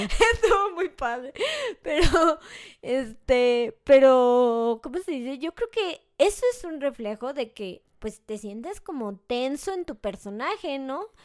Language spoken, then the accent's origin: Spanish; Mexico; soy mexicana